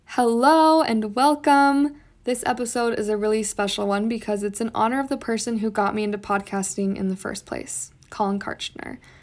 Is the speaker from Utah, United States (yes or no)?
yes; Utah, United States; I was born and raised in Utah